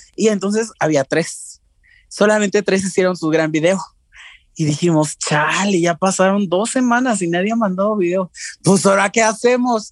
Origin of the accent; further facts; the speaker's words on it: Mexico; lo más importante para nosotros como, como mexicanos siempre fue la televisión. Nos criamos cuando estábamos chiquitos con eso